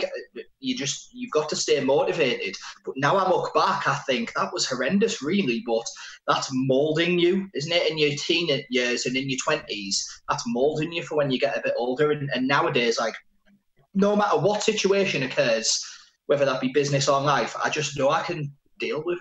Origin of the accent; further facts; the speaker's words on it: Middlesbrough, North East England, United Kingdom; So I grew up in Pannister Park, which is in it's TS3, Middlesbrough